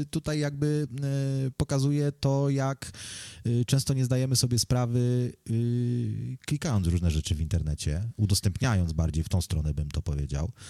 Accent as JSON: {"language": "Polish", "country": "Poland", "moved": "yes", "lives_now": "United Kingdom", "said": "jak przyjechałem z Polski do, do Wielkiej Brytanii, to byłem bardziej taki nastawiony właśnie"}